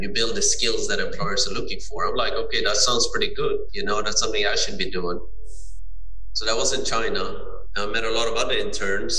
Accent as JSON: {"language": "English", "country": "Sweden", "tie": "born or raised there", "said": "I'm born and raised in Sweden"}